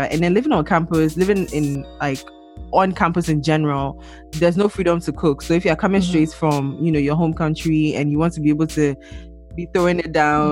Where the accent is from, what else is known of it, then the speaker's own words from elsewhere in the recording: Ghana; moved away as an adult; now in United States; I'm from Ghana